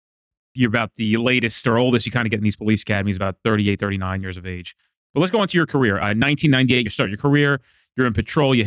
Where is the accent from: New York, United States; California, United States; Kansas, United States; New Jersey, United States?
New Jersey, United States; We're from Jersey.